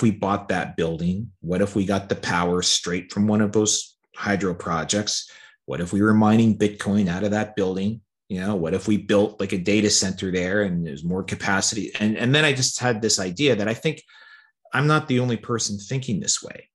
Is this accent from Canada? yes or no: yes; Canada; I like being a Canadian.